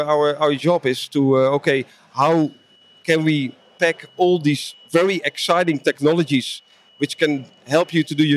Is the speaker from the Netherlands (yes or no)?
yes; Netherlands; I'm from the Netherlands, Europe